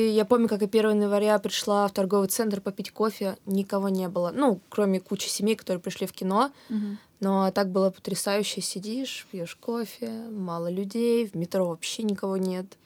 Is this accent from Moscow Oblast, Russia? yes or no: yes; Ramenskoye, Moscow Oblast, Russia; я вот из Раменского, и мне все говорят, хороший город.